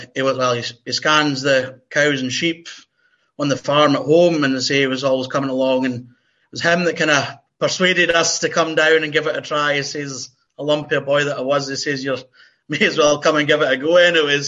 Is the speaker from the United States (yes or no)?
no; Dumfries, Scotland, United Kingdom; at Dumfries because I've grown up through all my years playing with the same group of players